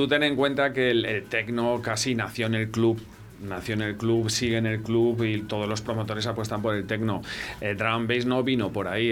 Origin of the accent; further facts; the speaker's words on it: Valladolid, Castile and León, Spain; moved away as an adult; also born or lived in Pyrenees; yo nací aquí, yo soy de Valladolid, pero me fui de aquí a los 18 años y me fui al norte, al Pirineo